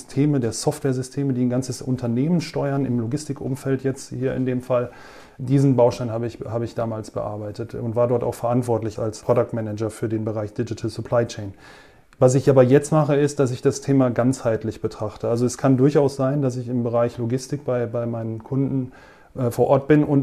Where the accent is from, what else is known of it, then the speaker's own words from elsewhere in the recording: Bochum, North Rhine-Westphalia, Germany; born there; weil ich bin in Bochum geboren und ich komme aus dir.